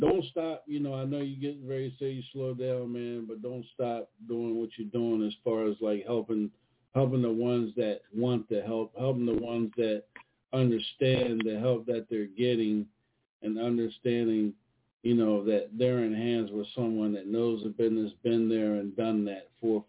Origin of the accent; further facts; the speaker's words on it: Maryland, United States; now in Charlotte, United States; that's my home, Maryland. Back, yeah, I'm originally from Maryland, but I'm in Charlotte now